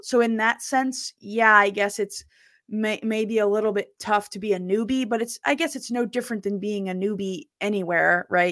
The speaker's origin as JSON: {"language": "English", "region": "New Jersey", "country": "United States", "said": "I'm from South Jersey"}